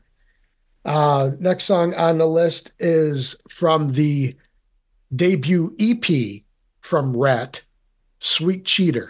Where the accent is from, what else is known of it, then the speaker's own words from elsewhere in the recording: Rome, New York, United States; being from Central New York, I'm originally from Rome